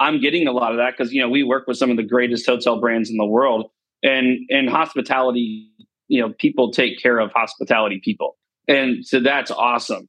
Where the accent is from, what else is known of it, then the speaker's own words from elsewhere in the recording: Destin, Florida, United States; moved away as an adult; also born or lived in Nashville; Destin area, like, yeah, it's kind of my town, right? It's where I, you know, grew up here.